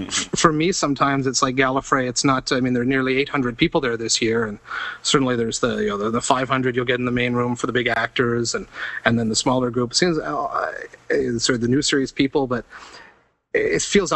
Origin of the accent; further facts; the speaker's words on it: Toronto, Ontario, Canada; I'm from Toronto. I'm in Los Angeles.